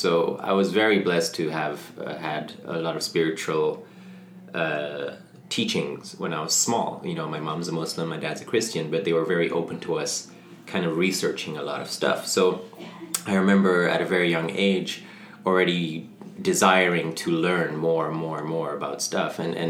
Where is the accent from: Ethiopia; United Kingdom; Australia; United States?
Ethiopia; moved away as an adult; also born or lived in Sahara; I was born in Africa. My mom's from Mauritania, which is in West Africa. My dad is Dutch. And they met in the Sahara Desert, and I was born there. And then when I was two, we moved to Ethiopia on the other side of Africa. And I grew up there till I was 18.